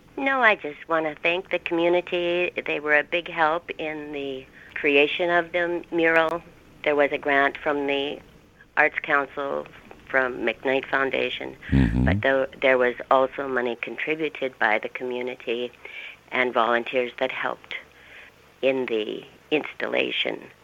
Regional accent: Kennedy, Minnesota, United States; moved away as an adult; also born or lived in Moorhead, Minnesota / California; now in Hallock, United States; I grew up in Kennedy, Minnesota, which is 10 miles

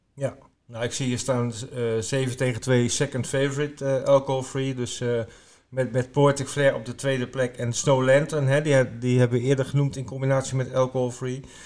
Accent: Groningen, Netherlands; moved away; ik kom uit Groningen oorspronkelijk.

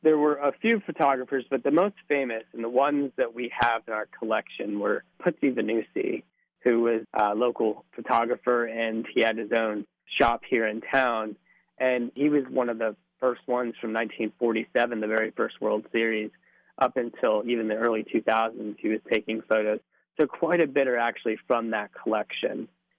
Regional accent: South Williamsport, Pennsylvania, United States; I grew up here in South Williamsport, so Little League is pretty much a part of your life if you're in this town.

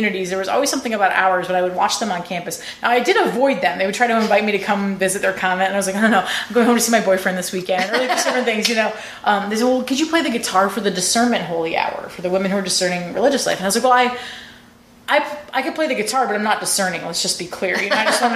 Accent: Rhode Island, United States; moved away as an adult; I'm from Rhode Island.

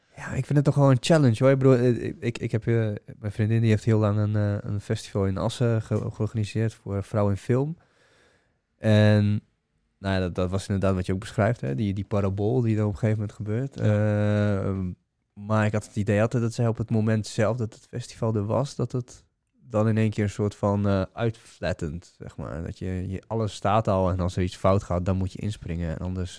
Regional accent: Bulgaria; moved away; ik ben zelf Bulgaar, ik kom uit de Oostblok

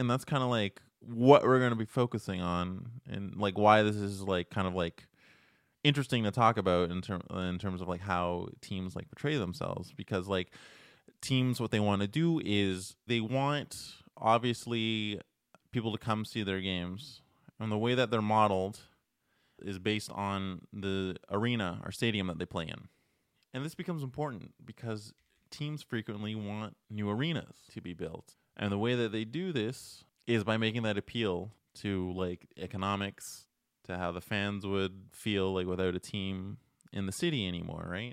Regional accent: Toronto, Ontario, Canada; now in Montreal, Canada; I am originally from Toronto

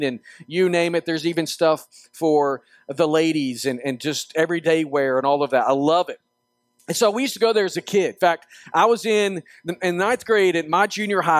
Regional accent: Northwest Arkansas, United States; I grew up in Arkansas, Northwest Arkansas

